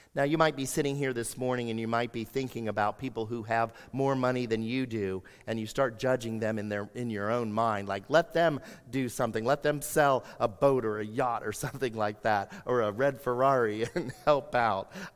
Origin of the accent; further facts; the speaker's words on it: United States; for us as American Christians